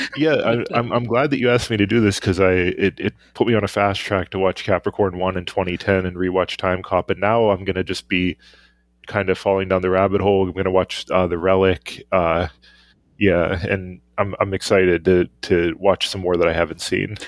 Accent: Pittsburgh, Pennsylvania, United States; my hometown Pittsburgh Penguins.

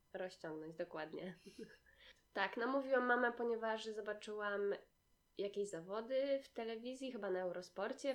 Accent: Gdynia, Pomeranian Voivodeship, Poland; u nas w Gdyni

